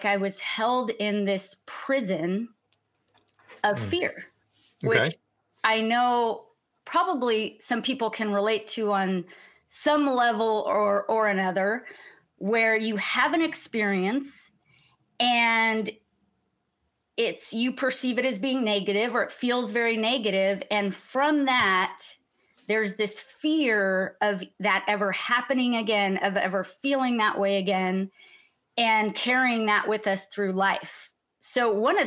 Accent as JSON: {"language": "English", "town": "Sacramento", "region": "California", "country": "United States", "tie": "born or raised there", "also_born_or_lived": "Mexico City, Mexico", "said": "I was raised in Mexico City, born in Sacramento, California, and then moved to Mexico City when I was 8 years old"}